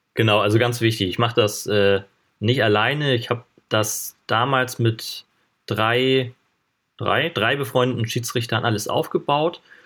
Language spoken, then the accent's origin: German; Schleswig-Holstein, Germany; ich komme ja hier hoch aus dem Norden, aus Schleswig-Holstein